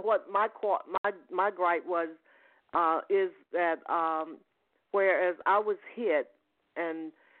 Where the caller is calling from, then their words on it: Atlanta, Georgia, United States; I'm calling from Georgia, the Atlanta, Georgia area.